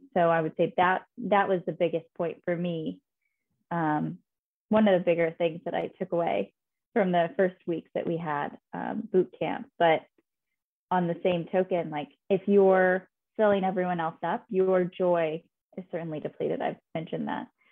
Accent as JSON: {"language": "English", "town": "Fishers", "region": "Indiana", "country": "United States", "tie": "born or raised there", "also_born_or_lived": "Chicago", "moved": "as an adult", "lives_now": "New York, United States", "said": "my childhood bedroom in Fishers, Indiana, where I am originally from"}